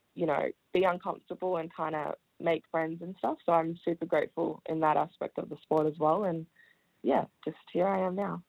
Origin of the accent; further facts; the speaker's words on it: Melbourne, Victoria, Australia; also born or lived in Wellington, New Zealand; my family and I moved to Australia, to Melbourne when I was five. So I started primary school at Oak Park Primary School